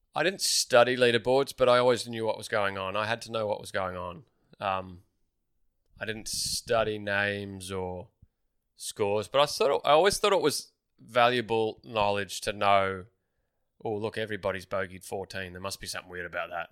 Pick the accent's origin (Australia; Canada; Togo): Australia; Melbourne, Victoria; growing up in Melbourne